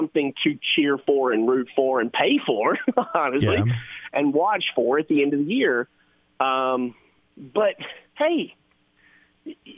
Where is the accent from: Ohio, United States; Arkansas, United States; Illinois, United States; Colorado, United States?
Arkansas, United States; I'm from Arkansas